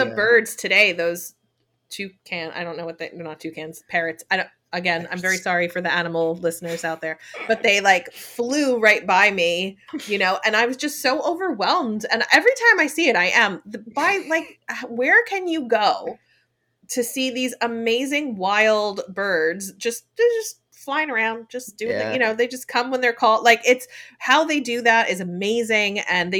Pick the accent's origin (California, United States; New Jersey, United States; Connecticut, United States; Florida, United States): New Jersey, United States; I grew up in New Jersey, a stone's throw away from the actual Broadway.